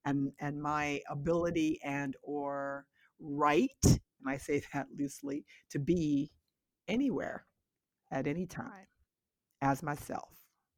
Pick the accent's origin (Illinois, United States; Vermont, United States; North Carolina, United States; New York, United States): New York, United States; I always talk about where I grew up in Westchester County, 30 minutes outside of New York City, on a beautiful, beautiful, beautiful, beautiful 12-acre estate that belonged to a very wealthy Jewish family.